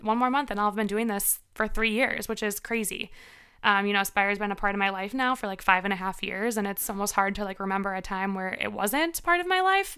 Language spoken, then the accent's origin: English; Winfield, Illinois, United States; moved away as an adult; also born or lived in Milwaukee; I grew up in Winfield